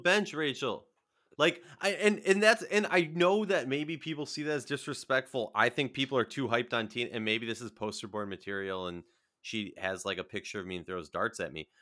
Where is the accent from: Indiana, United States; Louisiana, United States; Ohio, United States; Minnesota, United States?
Minnesota, United States; I'm from Minnesota